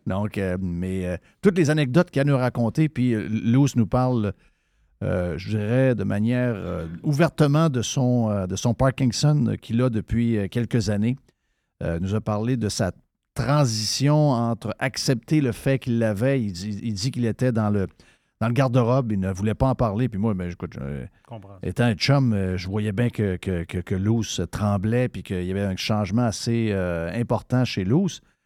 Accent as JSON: {"language": "French", "town": "Saguenay", "region": "Quebec", "country": "Canada", "tie": "born or raised there", "moved": "yes", "said": "j'arrive du Saguenay. J'ai été élevé au Saguenay."}